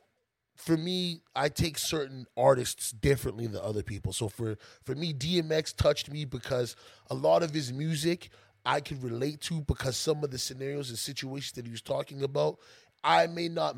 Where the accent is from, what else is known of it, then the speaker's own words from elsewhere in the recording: Canada; I'm Canadian